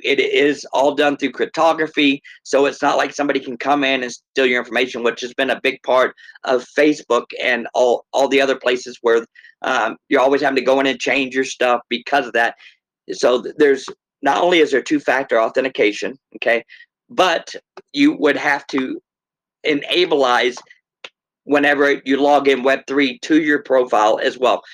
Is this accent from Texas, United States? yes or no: yes; Texas, United States; moved away as an adult; now in Minnesota, United States; originally from Texas